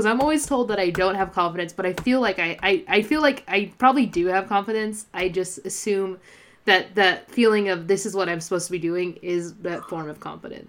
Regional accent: Fresno, California, United States; also born or lived in Mariposa; I'm back in Fresno. I left Fresno for 7 years, and I've just been back for 7 months.

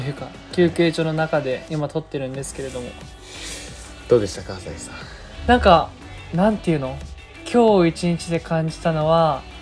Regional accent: Yamanashi, Japan; 自分たち山梨の出身の大学生2人が頑張っている

